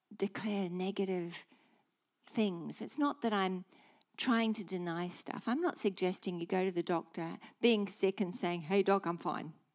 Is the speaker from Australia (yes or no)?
yes; Australia; being Aussie